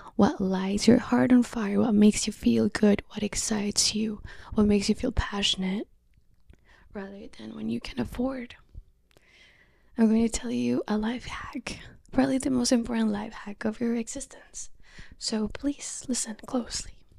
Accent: Colombia; moved away; I'm welcoming you from Colombia. I'm greeting you from my home country.

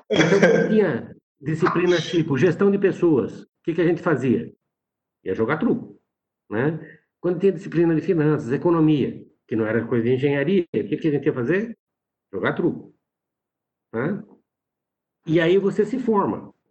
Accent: São Carlos, São Paulo, Brazil; É, eu sou é, de São Paulo, do interior de São Paulo, né, de São Carlos.

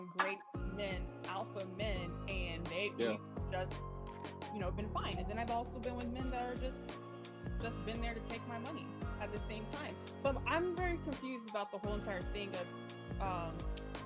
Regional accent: the South, United States; I grew up in the South

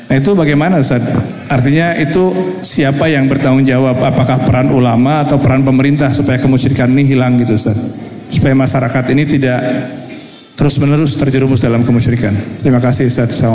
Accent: Sukabumi, West Java, Indonesia; Jelas, betul saya di kota saya di Sukabumi misalnya saya, itu hari nelayan kalau tidak melempar kepala kerbau ke laut

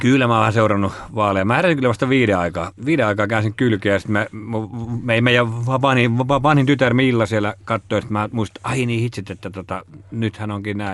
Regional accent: Laukaa, Central Finland, Finland; mä oon kutoisin Keski-Suomesta, Laukaasta ja, ja siinä on Jyväskylähän vieressä

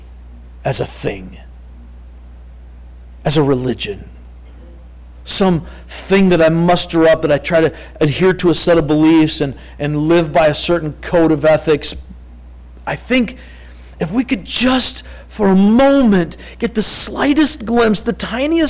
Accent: Three Oaks, Michigan, United States; I'm from Three Oaks. We got the Galeen River

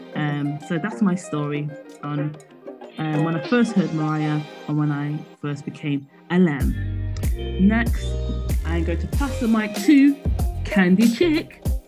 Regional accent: Midlands, United Kingdom; I'm from the Midlands in the UK.

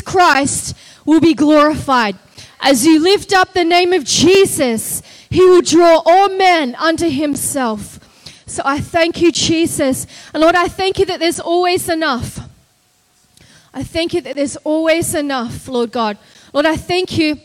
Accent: Australia; accent: Australian; moved away as an adult; now in United States; I'm Australian. You can hear from my accent

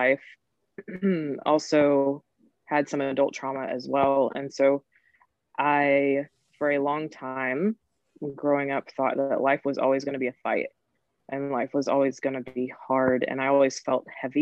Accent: North Carolina, United States; I'm originally from North Carolina. And I was raised by my grandmother

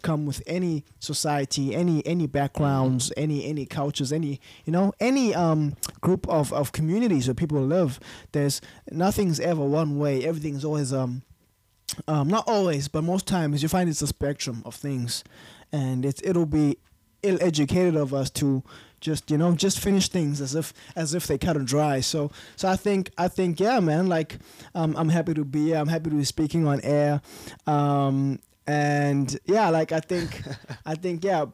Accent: East London, Eastern Cape, South Africa; moved away as an adult; now in Cape Town, South Africa; I'm a Xhosa guy. So from East London

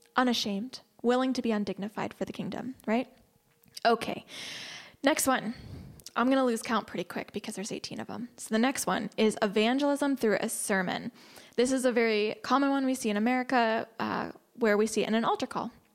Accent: United States; as an American

